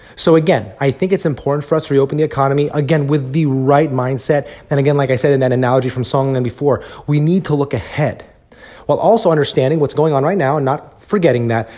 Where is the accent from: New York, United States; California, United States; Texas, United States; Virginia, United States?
Texas, United States; I'm from Texas, where I'm very fortunate to be in a state where the economy is very strong here as well